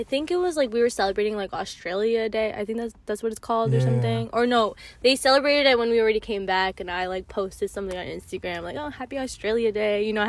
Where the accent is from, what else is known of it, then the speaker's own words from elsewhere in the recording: United States; you're American, like, but you look Mexican